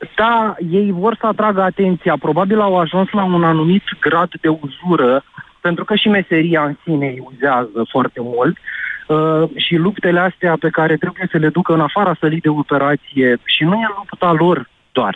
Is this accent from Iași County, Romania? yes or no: yes; Iași, Iași County, Romania; sunt din Iași